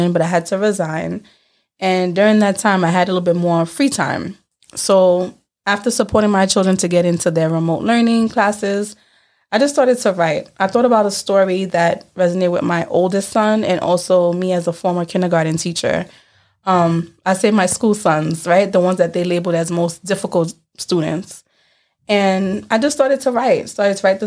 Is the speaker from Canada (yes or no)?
no; New York City, New York, United States; also born or lived in Canarsie, Brooklyn; I am from Brooklyn, New York, from Crown Heights